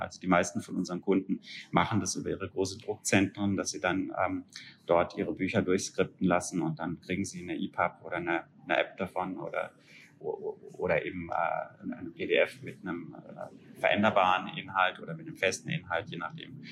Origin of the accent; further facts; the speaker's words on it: a small town near Freiburg, Baden-Württemberg, Germany; Da, wo ich herkomme, gibt's tatsächlich noch eine richtig gute Buchhandlung, ne? Das ist ein Städtchen mit fünfundzwanzigtausend Einwohnern in der Nähe von Freiburg